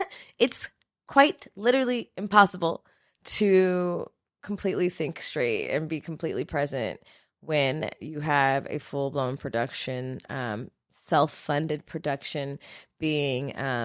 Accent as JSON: {"language": "English", "country": "Jamaica", "said": "I'm a Jamaican."}